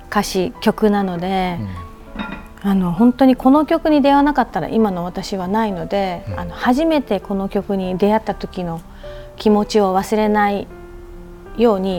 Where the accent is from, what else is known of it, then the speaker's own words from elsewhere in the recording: Okinawa, Japan; 私はあのやっぱり自分の故郷沖縄のね